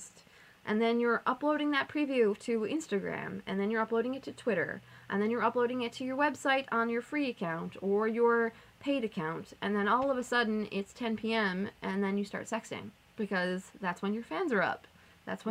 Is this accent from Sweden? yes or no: no; Canada; us being Canadian